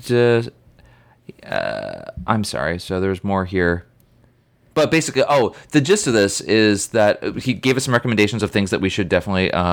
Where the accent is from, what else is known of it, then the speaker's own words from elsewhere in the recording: United States; accent: American; our American accents